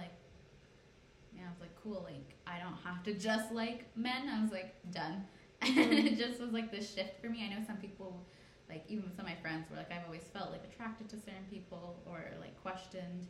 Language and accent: English; Canada; I was born in Canada, but I think I see myself as Punjabi more than Canadian